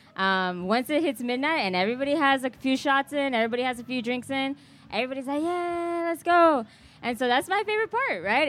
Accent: Kansas City, Missouri, United States; I'm from Kansas City. I live here

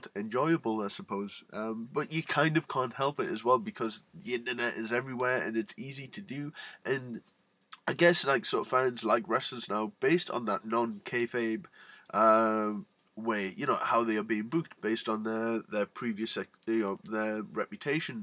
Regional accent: Newcastle upon Tyne, North East England, United Kingdom; I'm from Newcastle, which is where Neville is from

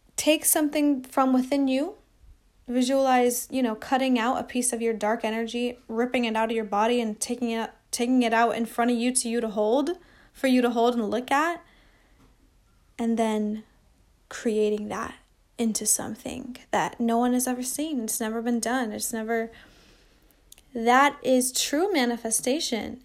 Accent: Seattle, Washington, United States; I come from Seattle

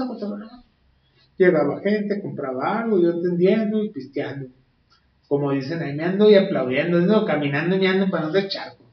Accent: Tijuana, Baja California, Mexico; somos tijuanenses, californianos ante todo

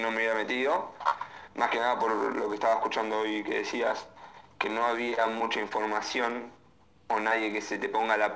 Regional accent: Las Heras, Buenos Aires, Argentina; Eh, de Las Heras.

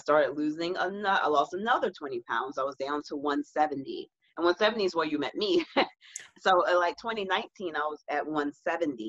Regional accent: the South, United States; I'm from the South

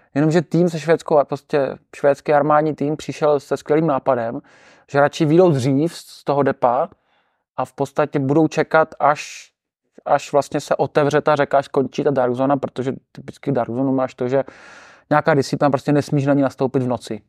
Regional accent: Czechia; říkám, že jsem z České republiky

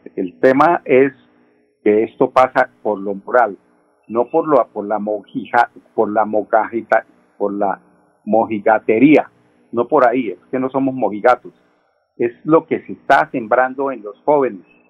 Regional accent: Colombia; somos los colombianos

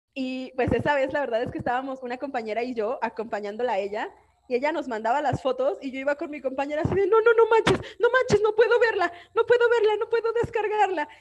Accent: Aguascalientes, Mexico; somos aborteras y somos de Aguascalientes

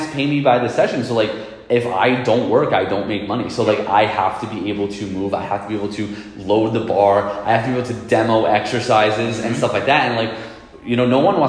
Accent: New York City, New York, United States; I'm from Queens, New York. That's where I grew up

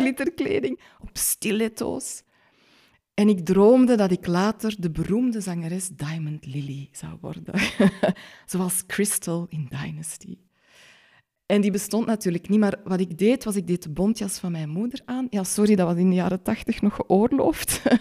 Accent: Schelle, Flanders, Belgium; born or raised there

